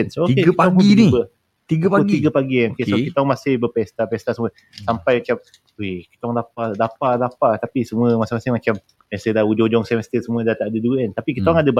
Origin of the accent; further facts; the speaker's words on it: Malacca, Malaysia; kampung aku kat Melaka